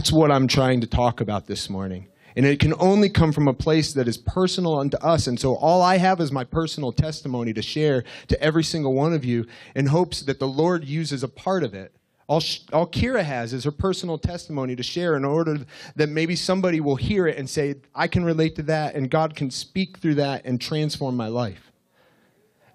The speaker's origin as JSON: {"language": "English", "town": "Russell", "country": "United States", "said": "I'm from Russell"}